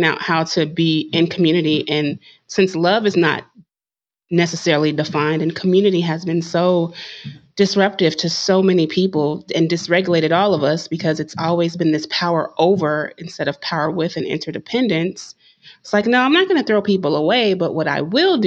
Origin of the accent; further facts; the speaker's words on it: Concord, United States; I grew up in Concord